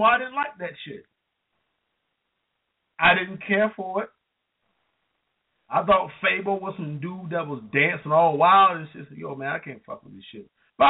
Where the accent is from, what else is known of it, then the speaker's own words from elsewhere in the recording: Southern United States, United States; even though I'm not a fan of Southern rap, and I am from the South